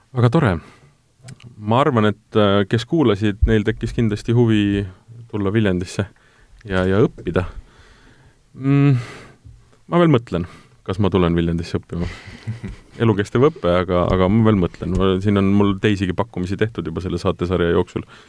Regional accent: Tartu, Tartu County, Estonia; mina olen ise Tartust pärit

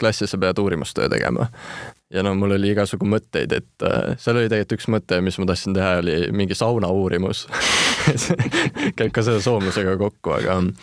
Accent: Estonia; first language Estonian and Finnish; ma olen siis ikkagi eestlane, Eestis sündinud, kuid mu isapoolne suguvõsa ja kõik sealt on soomlased ja jah, nii eesti kui soome keel on mu emakeeled

